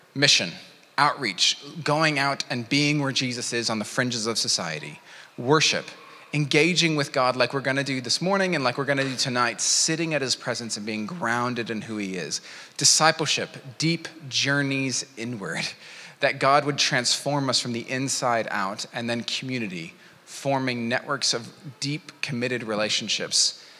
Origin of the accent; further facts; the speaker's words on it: United States; moved away; my home country, America